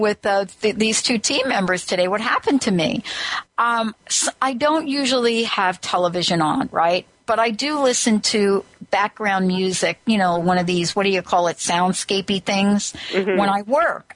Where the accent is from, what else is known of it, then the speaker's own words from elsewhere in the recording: New Jersey, United States; I'm from New Jersey